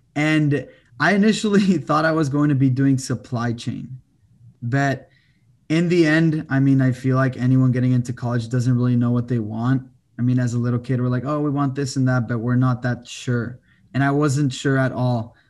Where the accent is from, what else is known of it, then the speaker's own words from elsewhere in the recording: El Paso, Texas, United States; moved away as an adult; also born or lived in France; now in Austin, United States; I'm from El Paso, Texas, twenty-four years old. Currently in Austin, Texas